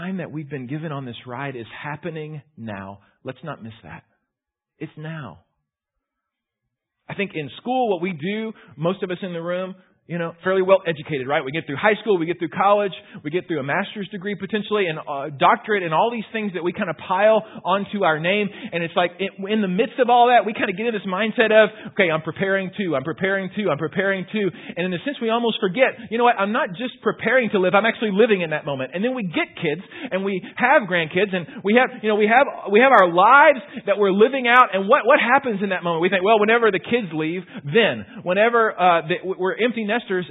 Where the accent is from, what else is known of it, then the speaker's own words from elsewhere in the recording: Houston, Texas, United States; moved away; I grew up in Houston.